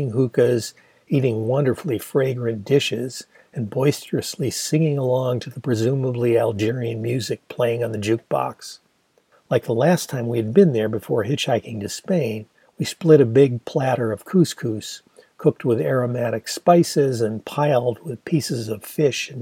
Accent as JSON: {"language": "English", "town": "Ann Arbor", "region": "Michigan", "country": "United States", "tie": "born or raised there", "said": "my hometown of Ann Arbor"}